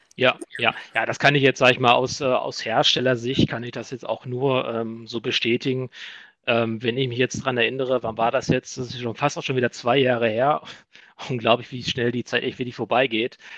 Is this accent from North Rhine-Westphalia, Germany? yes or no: yes; Iserlohn, North Rhine-Westphalia, Germany; now in Dortmund, Germany; Gebürtig komme ich aber aus Iserlohn